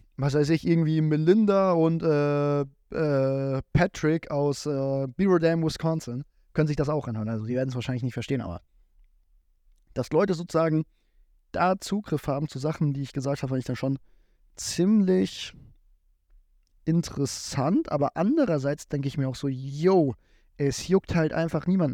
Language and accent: German; Giessen, Hesse, Germany; Ich komme hier aus dem Raum Gießen